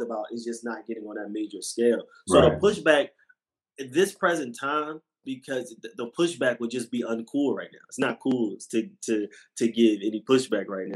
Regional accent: Philadelphia, Pennsylvania, United States; I'm from West Philly.

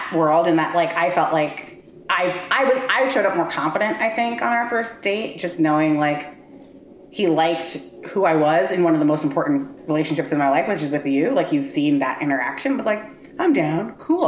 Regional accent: New York City, New York, United States; our shared experiences growing up in Brooklyn

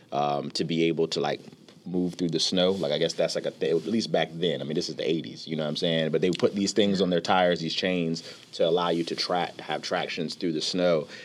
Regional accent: Rhode Island, United States; born there; when I was born in Rhode Island, so you know, Rhode Island has weather just like Michigan does.

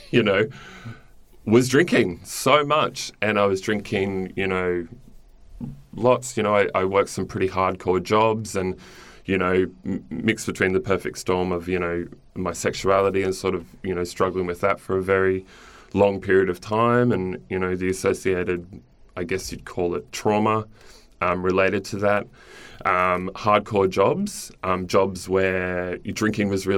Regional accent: Cairns, Queensland, Australia; I grew up in Cairns in Far North Queensland

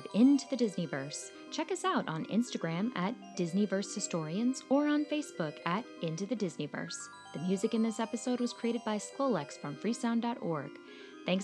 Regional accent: Texas, United States; We are Texan by nature.

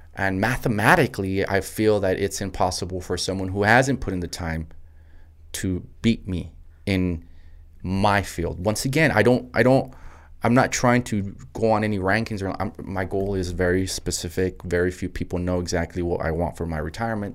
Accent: El Paso, Texas, United States; also born or lived in Anthony, Texas / Los Angeles / New York City; born and raised in El Paso, Texas

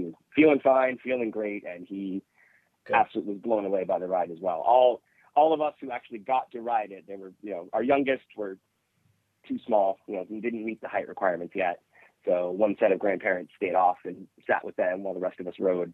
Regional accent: New Hampshire, United States; We're from New Hampshire

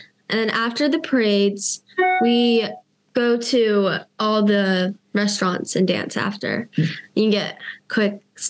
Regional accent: United States; I'm like the American and it's like the odd one out.

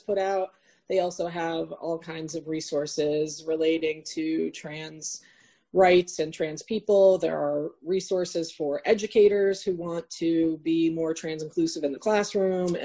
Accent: Syracuse, New York, United States; moved away; I grew up in Syracuse

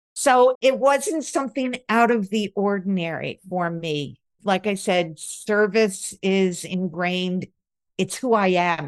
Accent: outside of Albany, upstate New York, United States; I grew up in upstate New York. A lot of times when you say New York, people think of New York City, but I grew up outside of Albany, the capital of New York, and so it was very suburban

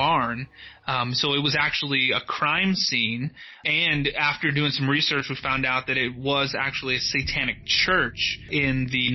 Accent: Dallas, Texas, United States; also born or lived in Josephine, Texas; I'm from Texas originally. I was born and raised in Dallas. And when I was 8 years old, my family moved out to this city called Josephine, Texas, about an hour outside of Dallas, east of Dallas

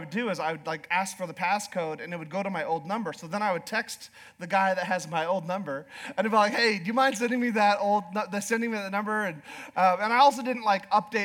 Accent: Alaska, United States; moved away as an adult; now in Idaho, United States; I was born and raised in Alaska

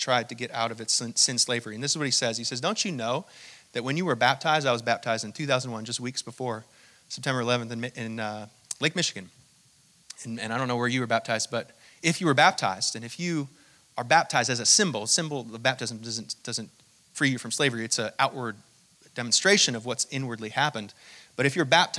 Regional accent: Hong Kong; I was born in Hong Kong to my mother, who's an American citizen

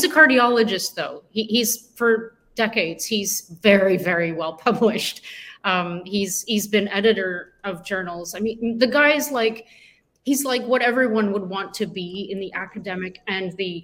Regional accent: Canada; being Canadian

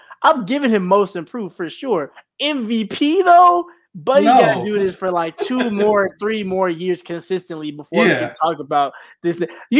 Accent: Atlanta, Georgia, United States; Like, I'm not even from New York. I'm from Atlanta

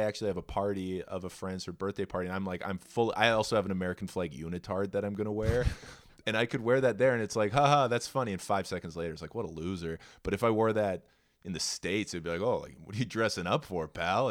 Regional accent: Edmonton, Alberta, Canada; I'm the only fucking purebred Albertan of the litter, bud. I was born in Edmonton

